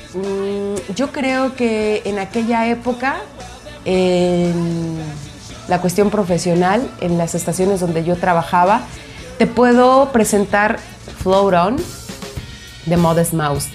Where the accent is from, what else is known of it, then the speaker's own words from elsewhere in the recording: Guadalajara, Jalisco, Mexico; moved away as an adult; also born or lived in Mexico City; regresarme a mi pueblo, mi hermosa perla tapatía